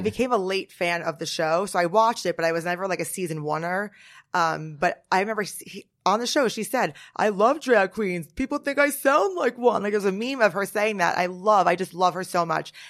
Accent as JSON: {"language": "English", "town": "Norwood", "region": "New Jersey", "country": "United States", "moved": "yes", "lives_now": "Manhattan, United States", "said": "I'm from Jersey"}